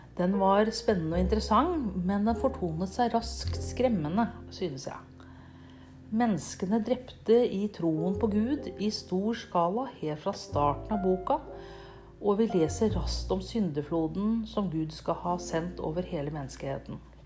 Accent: Nøtterøy, Vestfold, Norway; jeg kommer fra Nøtterøy i Norge

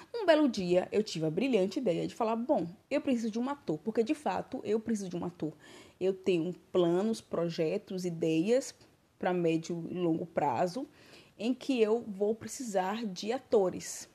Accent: Brazil; now in Barcelona, Spain; sou brasileira

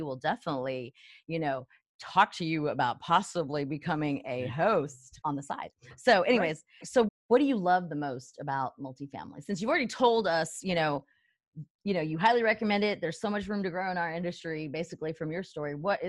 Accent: El Paso, Texas, United States; I'm from El Paso, Texas.

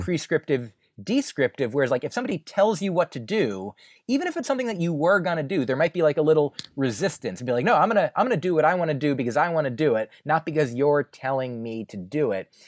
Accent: New Jersey, United States; moved away as an adult; also born or lived in Boston; now in New York, United States; I grew up in New Jersey

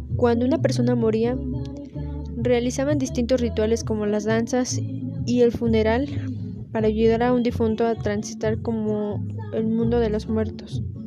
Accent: Mexico; nuestras raíces son indígenas y españolas

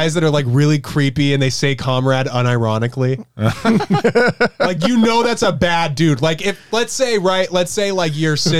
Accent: New Jersey, United States; No, I'm from New Jersey.

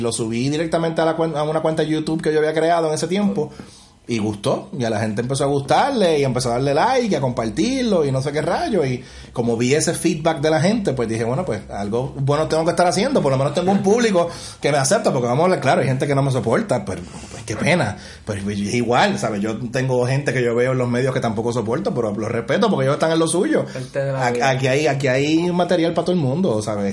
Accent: Puerto Rico; moved away as an adult; also born or lived in Upstate New York, United States; yo me quedé sin trabajo acá en Puerto Rico y me tuve que ir a Estados Unidos, como muchos puertorriqueños han hecho

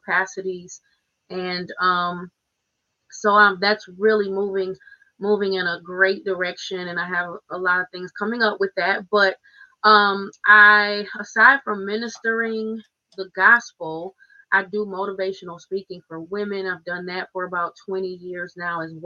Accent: Muskegon, Michigan, United States; I'm born and raised in Muskegon, Michigan. Been here my whole life

